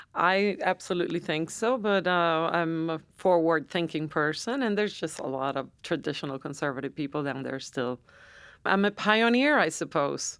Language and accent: English; San Juan, Puerto Rico; moved away; I was born and raised in San Juan.